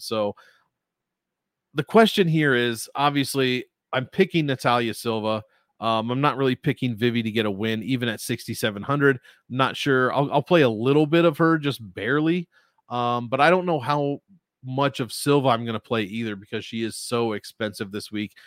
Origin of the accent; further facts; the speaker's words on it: United States; as an American